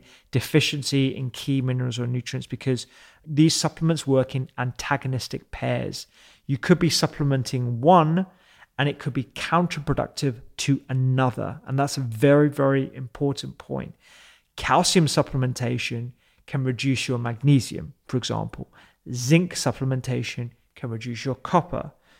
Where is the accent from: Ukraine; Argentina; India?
India; I'm not just saying that because I'm Indian and I want it to be